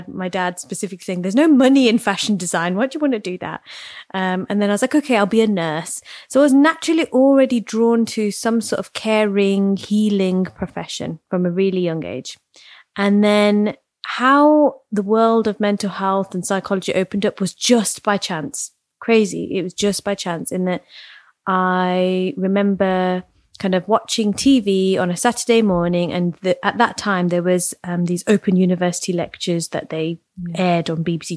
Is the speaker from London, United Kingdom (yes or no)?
no; Leicester, East Midlands, United Kingdom; I grew up in Leicester, very kind of Indian, Gujarati centered city